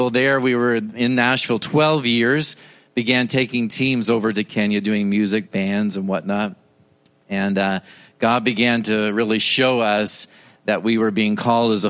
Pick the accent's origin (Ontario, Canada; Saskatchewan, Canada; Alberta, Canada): Ontario, Canada; Toronto; moved away; I was born and raised in Toronto, Canada